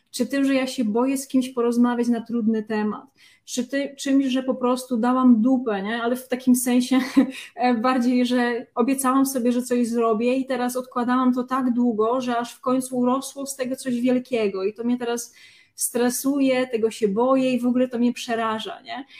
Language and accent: Polish; Lesser Poland, Poland; z tej samej okolicy, z której pochodzę ja, czyli właśnie z Małopolski